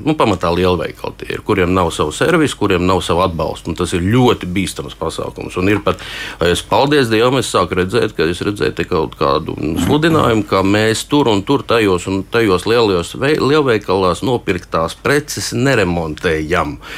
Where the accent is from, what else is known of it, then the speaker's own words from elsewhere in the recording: Latvia; es esmu no Latvijas